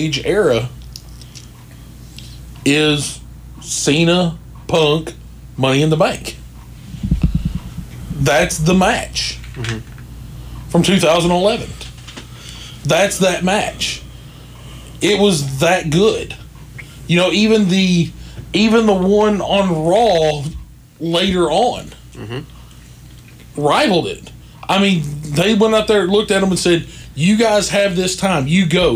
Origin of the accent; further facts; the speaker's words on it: the South, United States; I grew up in the South